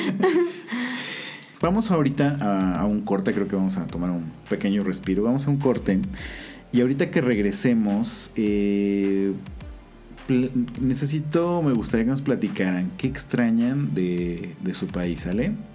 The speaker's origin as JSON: {"language": "Spanish", "country": "Mexico", "said": "Nosotros como mexicanos"}